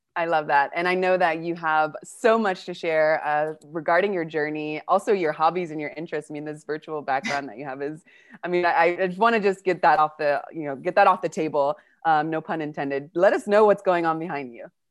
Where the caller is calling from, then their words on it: Patagonia, Argentina; I'm calling from Argentina and Patagonia